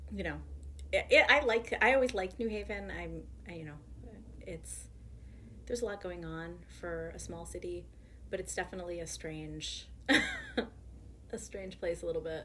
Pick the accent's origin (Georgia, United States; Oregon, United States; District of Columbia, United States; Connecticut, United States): Connecticut, United States; Orange; also born or lived in New Haven, Connecticut; now in Brooklyn, United States; my dad and my entire like my paternal side of the family has been New Haven for generations, and I grew up in New Haven. I actually grew up in Orange